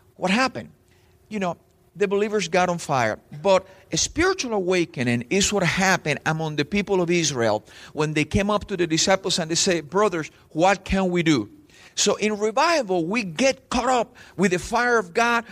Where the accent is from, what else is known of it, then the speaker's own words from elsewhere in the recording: Spain; English is a second language; also born or lived in Cuba / Texas; now in Miami, United States; I was from Spain